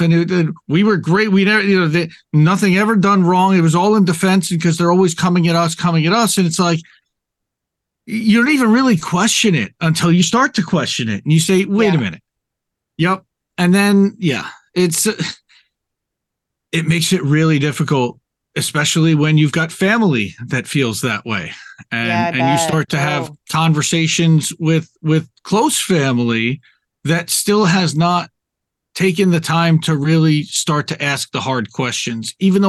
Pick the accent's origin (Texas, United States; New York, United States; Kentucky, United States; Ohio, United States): New York, United States; I grew up conservative Jewish in the New York area.